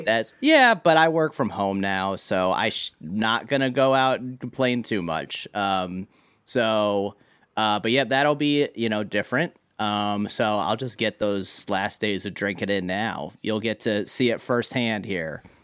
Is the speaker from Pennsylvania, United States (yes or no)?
no; Marlborough, Connecticut, United States; also born or lived in Hartford, Connecticut; grew up in Marlborough, Connecticut